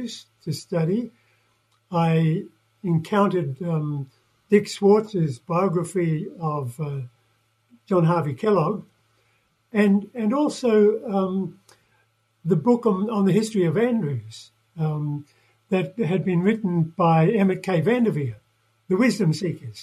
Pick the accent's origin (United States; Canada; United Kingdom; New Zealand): New Zealand; moved away; I'm a Kiwi, yeah, from New Zealand